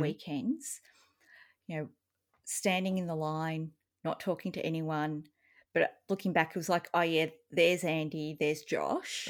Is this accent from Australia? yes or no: yes; Australia; as an Australian